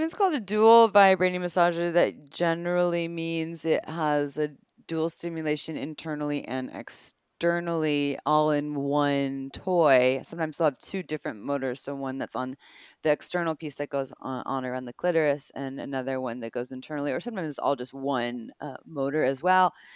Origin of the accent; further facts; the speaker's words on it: Santa Cruz, California, United States; I grew up in Santa Cruz, California